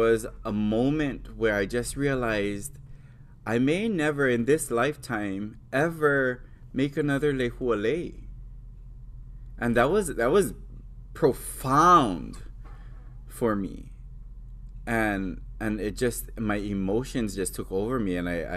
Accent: Hawaii Island, United States; I come from Hawaii Island, which is the island that is known for lehua. It's also the island that has the most cases of rapid ohia death. I grew up making lehua

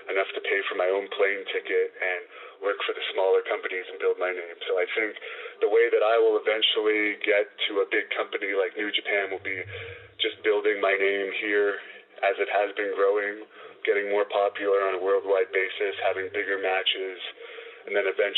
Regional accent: Canada; as a Canadian

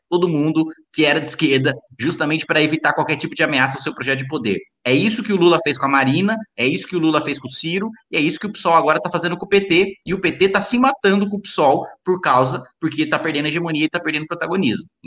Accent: interior of São Paulo, Brazil; Aqui eu sou o único caipira

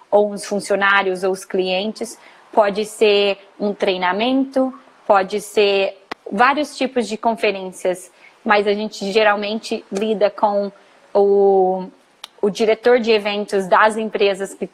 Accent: Minas Gerais, Brazil; moved away as an adult; also born or lived in Colorado, United States; now in Fort Lauderdale, United States; Sou mineira, nasci numa cidadezinha pequena de Minas Gerais. Fiz faculdade de turismo em Juiz de Fora, na ah, UFJF. E logo após que eu me formei, na verdade, um pouquinho antes, eu me mudei para os Estados Unidos.

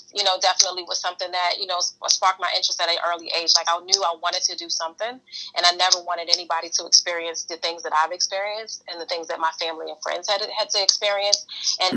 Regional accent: New York City, New York, United States; moved away; I was born and raised in Brooklyn, New York, in the middle of the crack era

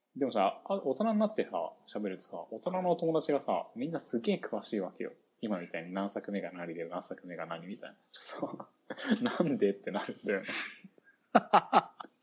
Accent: Shimizu, Shizuoka, Japan; moved away; 僕だって清水で生まれてるからね、俺

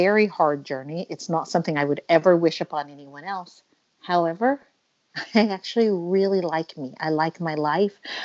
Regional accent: Oklahoma, United States; moved away as an adult; also born or lived in Pennsylvania / Massachusetts / Ohio / Paris; now in Venice, Italy; My entire life, I grew up in Oklahoma in a very conservative environment

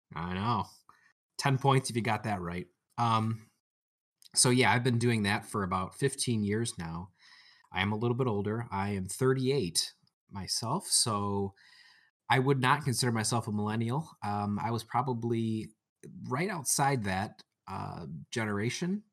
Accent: about an hour outside of Detroit, Michigan, United States; I am from the Motor City, uh, about an hour outside of Detroit

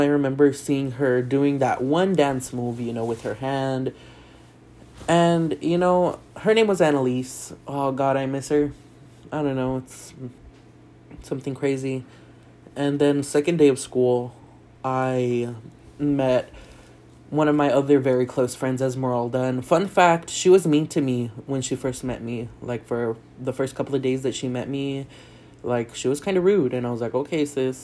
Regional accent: South Texas, United States; moved away as an adult; also born or lived in El Paso; I grew up in South Texas right next to Mexico

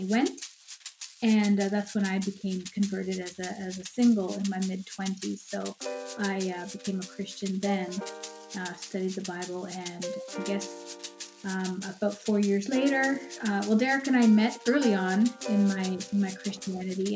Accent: Canada; also born or lived in Guyana; now in Weston, United States; when I was 4, my parents and I moved to Canada. So I pretty much grew up in Canada

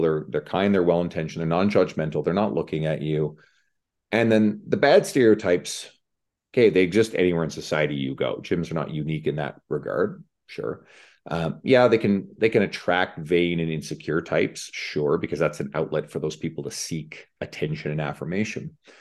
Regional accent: Newfoundland and Labrador, Canada; moved away as an adult; now in Edmonton, Canada; I moved from the East Coast of Canada, where I'm originally from, Newfoundland

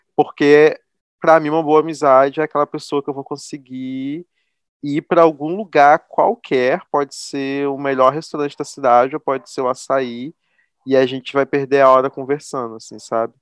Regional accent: interior of Rio de Janeiro state, Brazil; Eu não sou carioca, sou fluminense do interior

